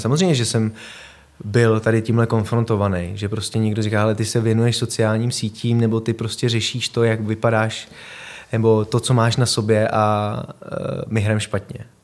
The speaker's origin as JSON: {"language": "Czech", "region": "Prague", "country": "Czechia", "tie": "born or raised there", "said": "Vyrostl jsem tady ve Vršovicích, eh, moje rodiče, bydleli jsme na Žižkově, pak jsme se přestěhovali do Vršovic na Hroudu"}